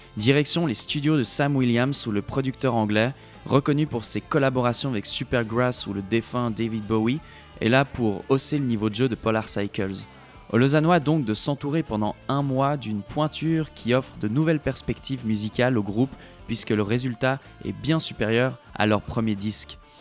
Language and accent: French; Switzerland; now in Quebec, Canada; la Suisse, mon pays natal.